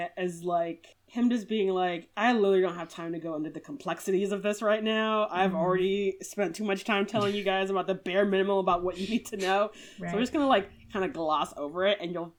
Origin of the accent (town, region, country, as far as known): United States